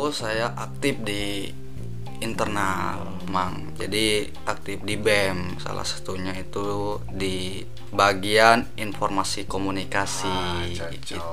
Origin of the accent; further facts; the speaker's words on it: Palembang, South Sumatra, Indonesia; dari dari awal itu asli kalau asli saya dari Palembang, Palembang.